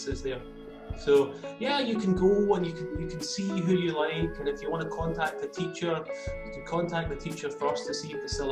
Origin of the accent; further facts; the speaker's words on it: Glasgow, Scotland, United Kingdom; also born or lived in Japan; I'm from Glasgow in Scotland